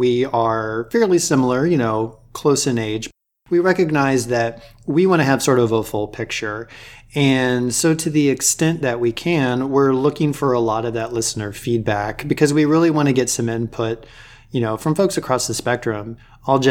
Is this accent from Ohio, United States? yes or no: yes; Dayton, Ohio, United States; moved away as an adult; now in Pacific Northwest, United States; I grew up in Ohio, kind of in the Dayton area